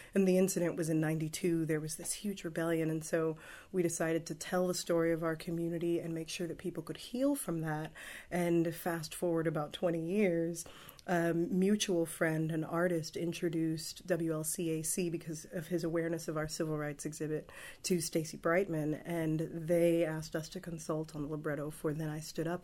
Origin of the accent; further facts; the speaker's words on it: Los Angeles, California, United States; also born or lived in Palos Verdes; I grew up in the Watts neighborhood